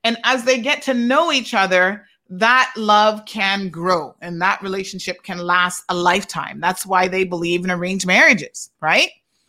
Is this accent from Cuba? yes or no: yes; Cuba; I came from Cuba and I married a Caymanian.